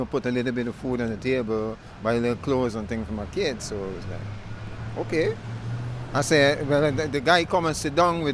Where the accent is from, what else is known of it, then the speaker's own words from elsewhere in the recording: Guyana; now in New York, United States; I come from Guyana. The only English-speaking country in the Caribbean.